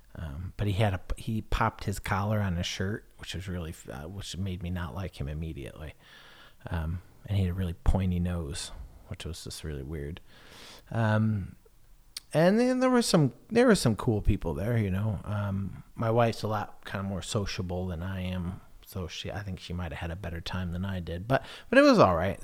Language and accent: English; United States; moved away as an adult; now in England; I'm American